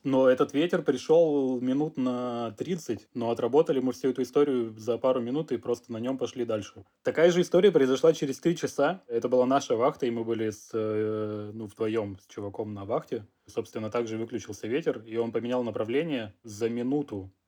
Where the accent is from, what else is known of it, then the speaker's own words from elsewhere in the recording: Russia; moved away as an adult; now in France; я из России